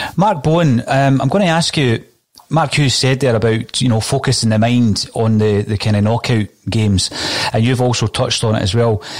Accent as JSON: {"language": "English", "region": "Scotland", "country": "United Kingdom", "said": "as a Scotsman"}